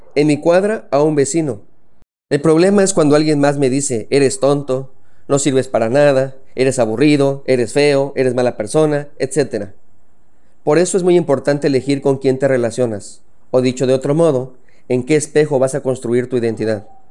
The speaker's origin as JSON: {"language": "Spanish", "country": "Mexico", "said": "soy mexicano"}